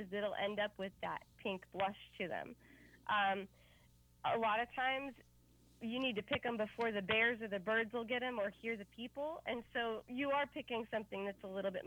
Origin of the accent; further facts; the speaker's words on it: Pennsylvania, United States; moved away as an adult; now in California, United States; I'm from a very rural community in Pennsylvania. My hometown is only 0.9 miles wide, and I was raised 8 miles outside of that town